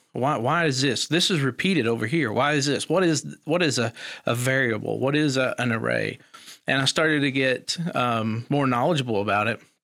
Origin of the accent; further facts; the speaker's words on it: Eastern Kentucky, United States; also born or lived in Elkhorn City, Kentucky / Pikeville, Kentucky; I grew up in Eastern Kentucky. Um, a little holler called Biggs Branch